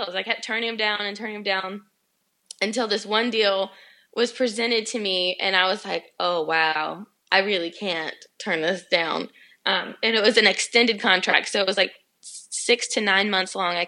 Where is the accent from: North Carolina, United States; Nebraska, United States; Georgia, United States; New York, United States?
Georgia, United States; also born or lived in the South; I moved to Atlanta because I was connecting there all the time, and I'm from Georgia